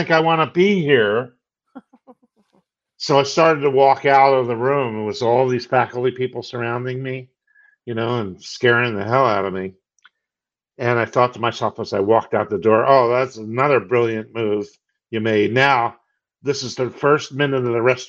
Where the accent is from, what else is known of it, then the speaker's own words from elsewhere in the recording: Philadelphia, Pennsylvania, United States; I came back to where I was raised in Philadelphia, Pennsylvania